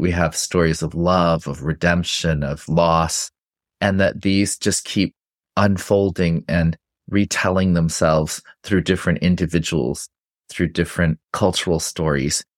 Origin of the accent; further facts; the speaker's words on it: Santa Fe, New Mexico, United States; I grew up in Santa Fe, New Mexico